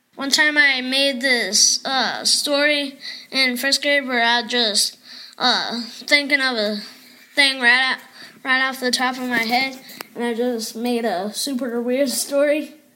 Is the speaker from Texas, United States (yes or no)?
yes; Odessa, Texas, United States; also born or lived in Colorado; I was born in Colorado and then I don't know where I went. I think I went straight to Odessa.